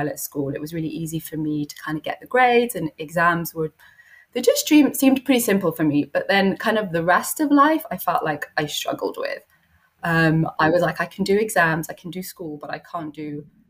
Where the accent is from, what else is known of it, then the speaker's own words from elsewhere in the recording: London, United Kingdom; So I'm from London. I was kind of born and bred here.